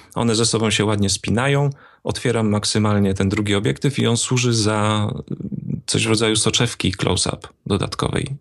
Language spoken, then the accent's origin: Polish; Opole Voivodeship, Poland; accent: Silesian; bo tu się wychowałem, więc też mam takie naleciałości